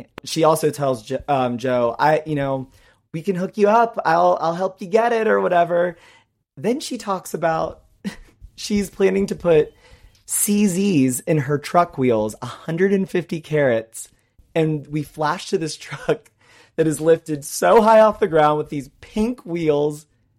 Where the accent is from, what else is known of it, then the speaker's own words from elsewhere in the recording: Peru; English is a second language; And saying that because I'm from Peru, I don't understand things?